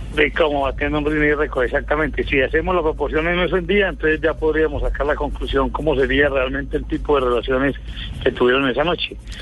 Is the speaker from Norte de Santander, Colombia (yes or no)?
no; Medellín, Antioquia, Colombia; De aquí, de la capital de la montaña, Medellín